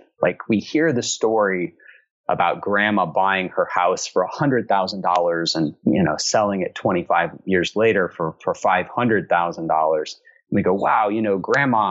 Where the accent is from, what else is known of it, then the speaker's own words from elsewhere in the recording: Alabama, United States; moved away as an adult; now in Atlanta, United States; I'm from Alabama originally, and my wife, who is from Connecticut, was very good natured about living in my hometown for 6 years